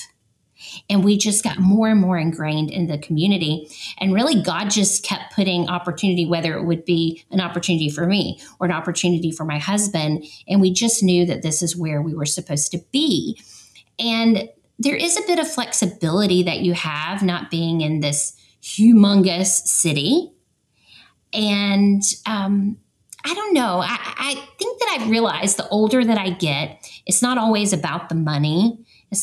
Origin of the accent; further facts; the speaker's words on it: Atlanta, Georgia, United States; moved away as an adult; So we're originally from Atlanta.